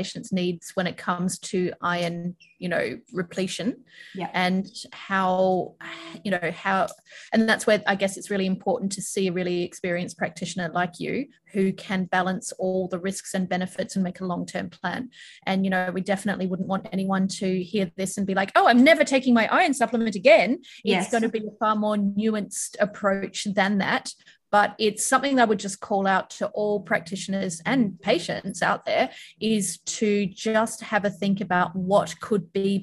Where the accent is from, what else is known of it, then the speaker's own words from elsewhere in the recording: Perth, Western Australia, Australia; also born or lived in California; now in Melbourne, Australia; I grew up in Perth